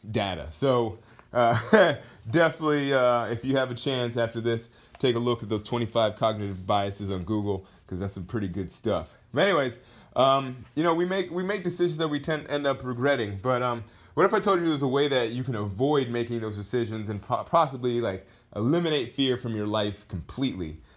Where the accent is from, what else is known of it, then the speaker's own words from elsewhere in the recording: Georgia, United States; born there; also born or lived in Hawaii / Texas / Rhode Island / Kentucky; I was born in Georgia. I've lived in, uh, geez, I don't even, let's, let's count together. I've lived in, in Georgia. Then from Georgia, I moved to Hawaii. Then from Hawaii, I moved to uh, Texas. Then I moved to Rhode Island.